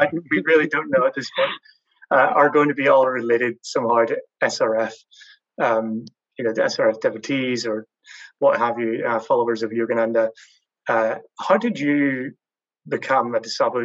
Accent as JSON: {"language": "English", "region": "Northern Ireland", "country": "United Kingdom", "tie": "born or raised there", "said": "I grew up in Northern Ireland"}